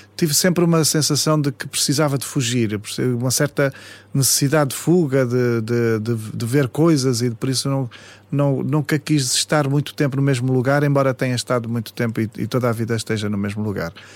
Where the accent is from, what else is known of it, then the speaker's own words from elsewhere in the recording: Paços de Ferreira, Norte, Portugal; a minha infância foi em Passos de Ferreira, cresci muito na terra